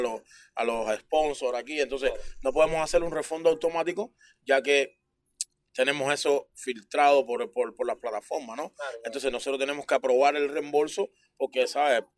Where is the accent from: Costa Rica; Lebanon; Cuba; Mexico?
Cuba; moved away as an adult; now in Toronto, Canada; nosotros como cubanos tenemos, tenemos mucho